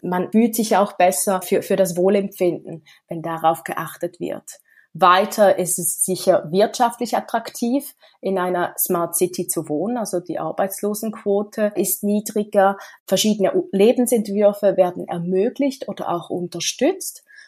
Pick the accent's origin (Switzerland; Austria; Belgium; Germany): Switzerland; Ich komme aus der Schweiz